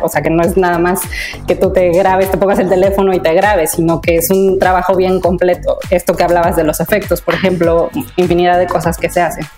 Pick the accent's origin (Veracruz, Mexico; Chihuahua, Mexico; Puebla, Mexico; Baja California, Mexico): Puebla, Mexico; en mi casa en Puebla, yo soy poblana